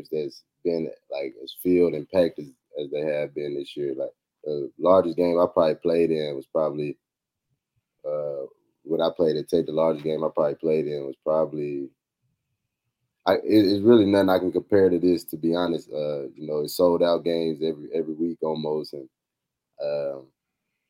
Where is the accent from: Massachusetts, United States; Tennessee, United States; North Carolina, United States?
Tennessee, United States; also born or lived in Georgia; I'm playing for my home state